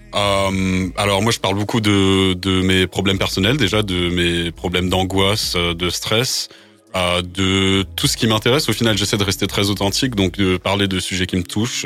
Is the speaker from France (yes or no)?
yes; Bagnols-sur-Cèze, Occitania, France; first language English; French is a second language; moved away as an adult; now in Paris, France; je suis né à Bagnoles-sur-Cèze dans le Gard, mais j'habite maintenant à Paris